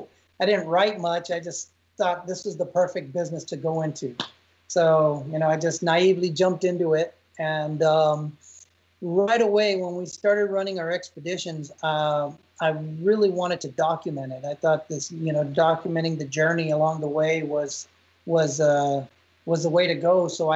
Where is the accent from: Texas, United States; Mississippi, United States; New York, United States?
Texas, United States; In my 20s, being a Texan, I used to ride bulls and I rode bulls for quite a while.